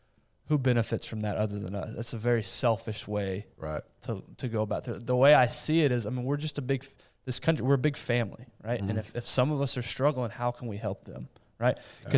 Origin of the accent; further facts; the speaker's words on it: Brazil; my parents were missionaries in Brazil. And so I was born and raised in Brazil.